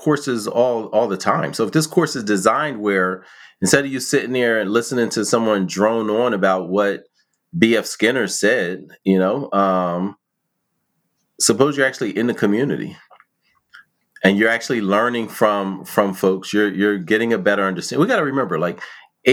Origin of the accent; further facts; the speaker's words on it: Philadelphia, Pennsylvania, United States; I grew up in West Philly